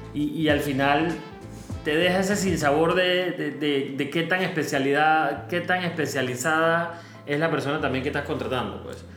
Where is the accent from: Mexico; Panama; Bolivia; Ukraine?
Panama; como panameños